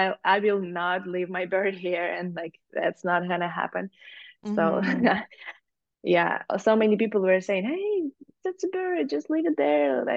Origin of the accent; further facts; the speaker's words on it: Ukraine; moved away as an adult; also born or lived in Germany; we're from Ukraine